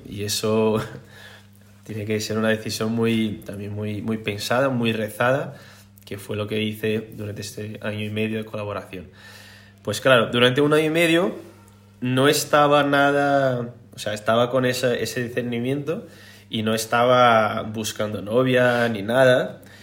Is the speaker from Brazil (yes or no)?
yes; Brazil; Spanish is a second language; moved away as an adult; now in Spain; Soy brasileño, brasileiro